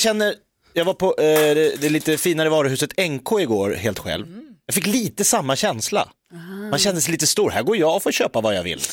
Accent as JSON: {"language": "Swedish", "town": "Jakobsberg", "region": "Stockholm County", "country": "Sweden", "tie": "born or raised there", "said": "jag är uppvuxen i Jakobsberg utanför Stockholm."}